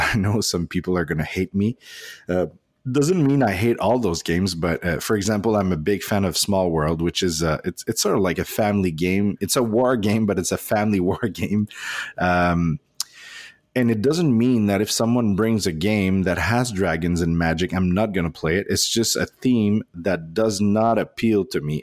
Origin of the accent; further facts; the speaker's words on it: Canada; English is a second language; we're proudly Canadian